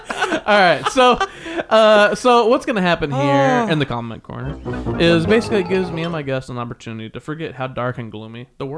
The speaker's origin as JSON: {"language": "English", "region": "Midwest", "country": "United States", "said": "I'm a Midwesterner too."}